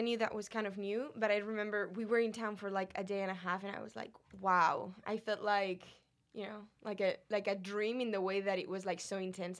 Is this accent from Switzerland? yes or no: no; Spain; moved away as an adult; Spain. You mm-hmm. know, I was 27. I was like, okay, life is not really that long. I've been 27 years in my home country.